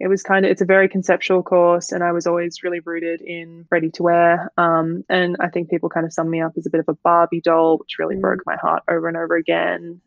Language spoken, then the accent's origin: English; Melbourne, Victoria, Australia; I'm from Melbourne